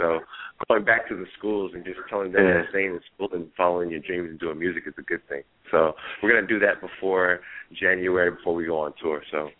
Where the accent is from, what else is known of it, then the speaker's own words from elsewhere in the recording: United States; also born or lived in Hawaii (family heritage) / San Francisco; we're raised Hawaiian, and we were raised in the mainland.